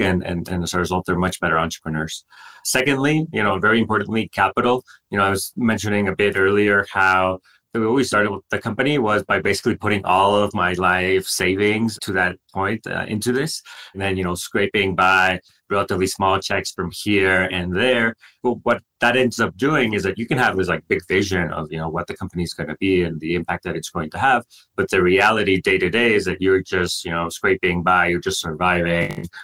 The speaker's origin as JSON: {"language": "English", "town": "Monterrey", "region": "Nuevo León", "country": "Mexico", "tie": "born or raised there", "moved": "as an adult", "said": "I grew up in Mexico, uh, more specifically in Monterrey, which is a big city uh, in the north of the country."}